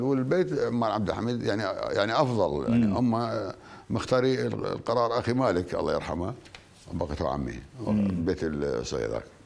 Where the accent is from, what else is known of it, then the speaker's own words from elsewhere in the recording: Al Anbar, Iraq; احنا عندنا بالعراق